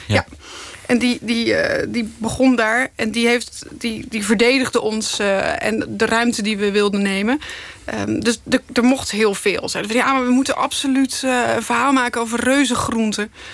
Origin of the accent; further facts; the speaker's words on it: Krabbendijke, Zeeland, Netherlands; Ik kom uit Zeeland, uit Krabbedijken